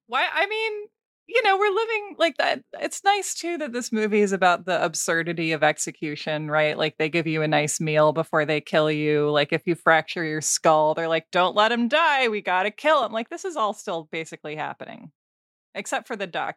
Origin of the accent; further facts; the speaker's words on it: Portland, Oregon, United States; Portland, Oregon, my hometown